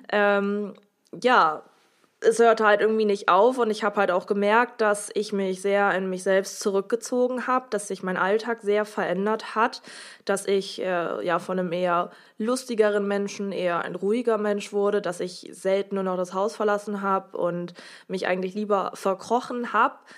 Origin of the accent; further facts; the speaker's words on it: Oldenburg, Lower Saxony, Germany; ich komme auch aus Oldenburg